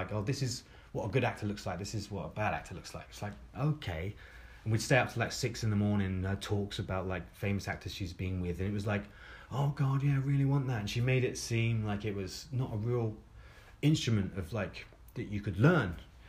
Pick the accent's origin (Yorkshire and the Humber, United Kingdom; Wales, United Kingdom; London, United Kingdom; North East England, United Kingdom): London, United Kingdom; Croydon; But, like, growing up in Croydon, like, in the school that I grew up in, like, it wasn't a thing.